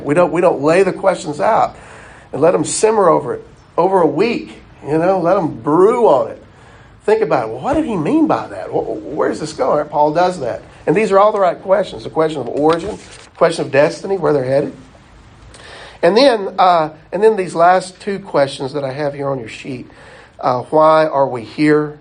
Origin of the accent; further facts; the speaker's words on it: the South, United States; We, we grew up in the South. All of us, I think, have had enough time in the South